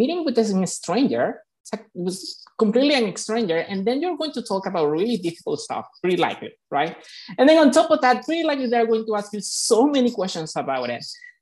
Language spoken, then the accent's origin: English; Venezuela; moved away as an adult; now in Chicago, United States; I'm actually from Venezuela. I moved to United States about 10 years ago.